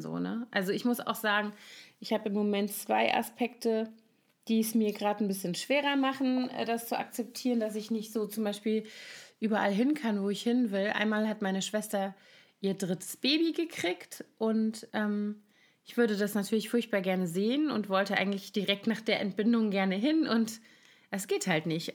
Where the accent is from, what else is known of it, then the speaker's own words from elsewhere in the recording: Koblenz, Rhineland-Palatinate, Germany; moved away; in meiner Heimatstadt Koblenz